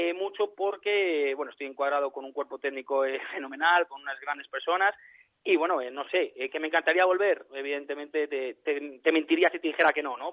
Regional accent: Valladolid, Castile and León, Spain; moved away as an adult; now in Romania; yo soy de Valladolid

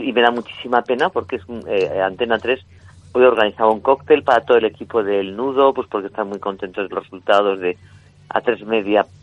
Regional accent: Zaragoza / Aragon, Spain; porque es de mi tierra

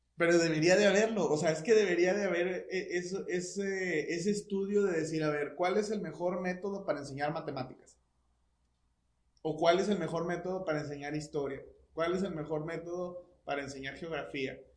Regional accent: Mexico; nosotros como mexicanos

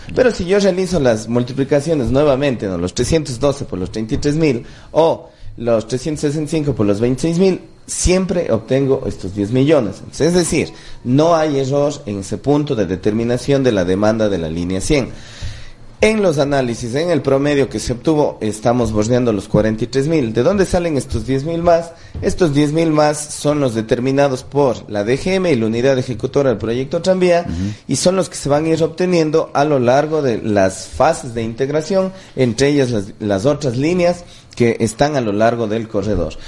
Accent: Cuenca, Azuay, Ecuador; los cuencanos vayamos

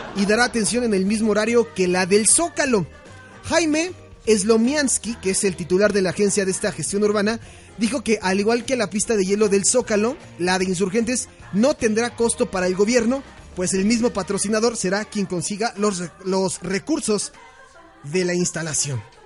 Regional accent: Mexico City, Mexico; Como cualquier capitalino, ¿no? Como cualquier chilango

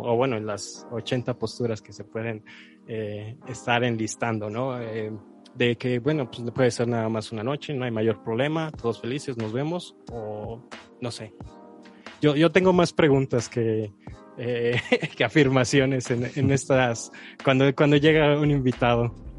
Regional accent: Mexico; como mexicanos católico-cristianos

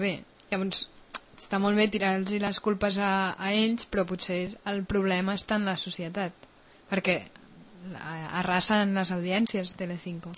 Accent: Catalonia, Spain; som catalans

